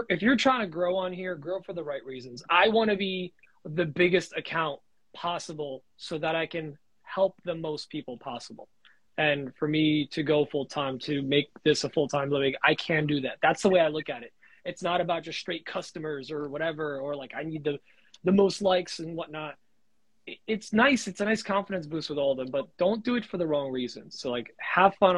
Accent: New Jersey, United States; moved away; I'm from Jersey

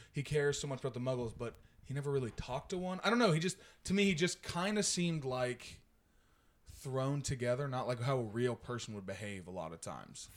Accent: Stewart, Ohio, United States; my hometown is outside of Athens. It's Stuart

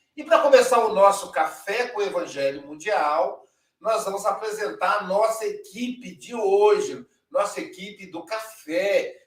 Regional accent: Minas Gerais, Brazil; eu sou mineiro

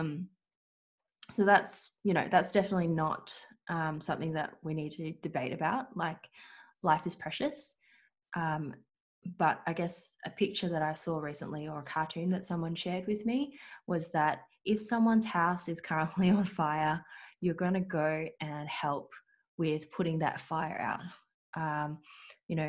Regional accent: Australia; Australian-born Chinese, you could say. So I was born here in Australia

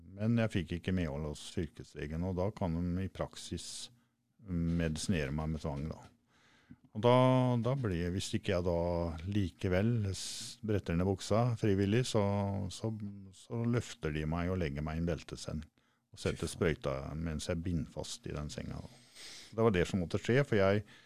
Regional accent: Rakkestad, Østfold, Norway; moved away; er fra Rakkestad opprinnelig

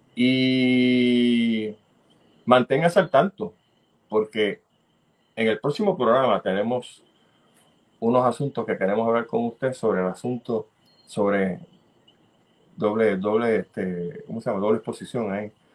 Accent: Puerto Rico; nosotros como buenos puertorriqueños

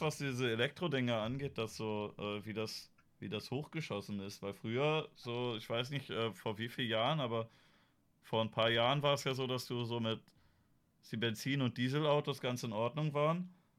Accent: Germany; wir sind da als Deutsche

